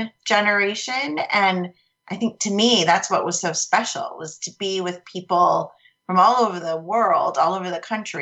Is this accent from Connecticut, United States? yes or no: yes; Connecticut, United States; I grew up in Connecticut